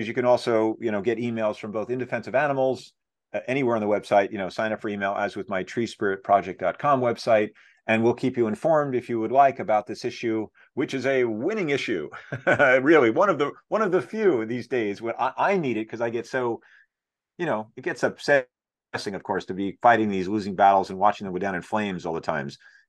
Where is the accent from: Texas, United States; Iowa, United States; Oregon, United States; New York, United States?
New York, United States